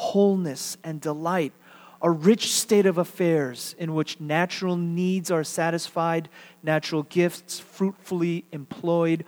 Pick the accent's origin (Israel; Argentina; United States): United States; being Korean American